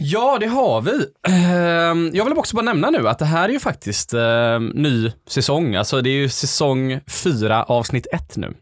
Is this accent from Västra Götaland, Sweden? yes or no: yes; Gothenburg, Västra Götaland, Sweden; Det är där jag är uppvuxen.